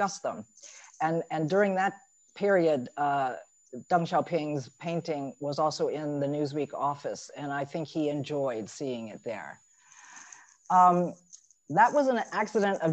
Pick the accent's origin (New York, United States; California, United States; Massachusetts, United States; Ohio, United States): Ohio, United States; Dayton; I'd grown up in a sort of state of alienation and deracination in Dayton, Ohio, of all places.